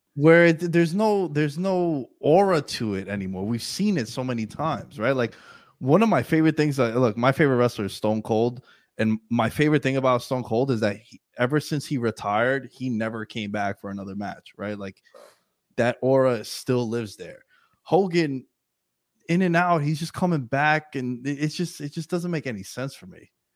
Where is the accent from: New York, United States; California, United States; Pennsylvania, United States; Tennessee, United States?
New York, United States; New York City; I'm from New York City